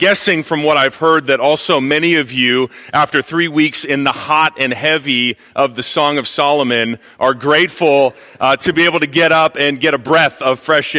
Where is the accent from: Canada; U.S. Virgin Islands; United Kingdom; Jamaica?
Canada; also born or lived in China; fun fact about me, also Canadian, but my wife has influenced me, so you don't hear it as much in my accent.